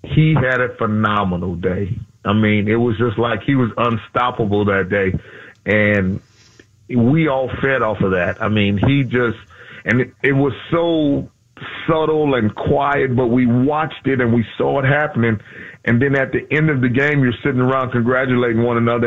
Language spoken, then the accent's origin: English; Houston, Texas, United States; moved away as an adult; also born or lived in Louisiana / Minneapolis; I'm from Houston.